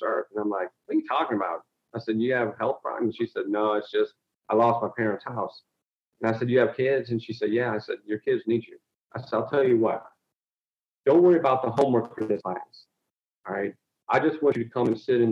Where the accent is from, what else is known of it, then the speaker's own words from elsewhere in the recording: Toledo, Ohio, United States; I'm an inner city kid. I came from East Toledo, raised an African-American family